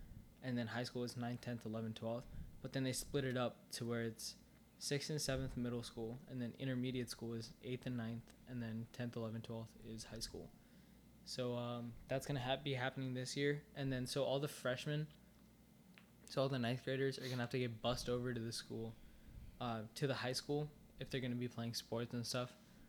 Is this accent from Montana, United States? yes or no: no; Virginia, United States; also born or lived in Minnesota; I was born in Minnesota, and then just, like, when we moved to Virginia